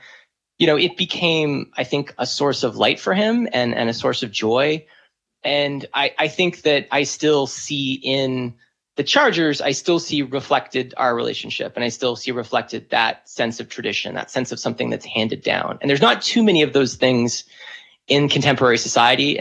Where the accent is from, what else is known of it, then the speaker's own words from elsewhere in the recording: San Diego, California, United States; I grew up in San Diego